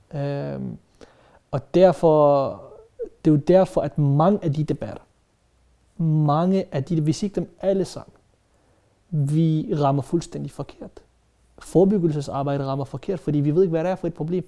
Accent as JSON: {"language": "Danish", "country": "Denmark"}